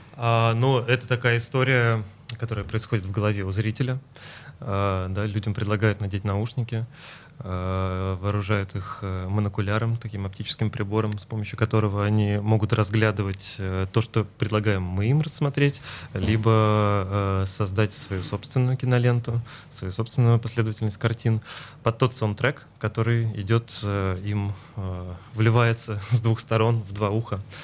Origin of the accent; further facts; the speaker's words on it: Mari El, Russia; now in Saint Petersburg, Russia; я родился в Мариэл, но моя мама из э, Ленинграда, она переехала за папой, вот, э, то есть я родился там, но часто в детстве приезжал сюда